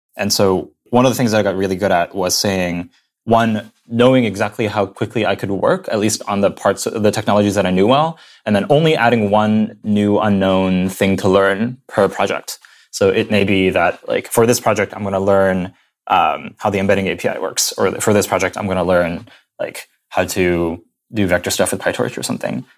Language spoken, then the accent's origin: English; Indiana, United States; moved away as an adult; also born or lived in San Francisco Bay Area; now in New York, United States; I grew up in Indiana, in the middle of nowhere, near Purdue University, a little suburb